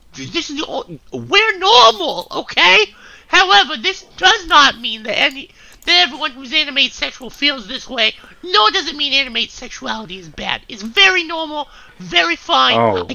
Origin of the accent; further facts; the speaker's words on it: Boston, Massachusetts, United States; I'm normal, okay? I'm from Boston. I'm normal.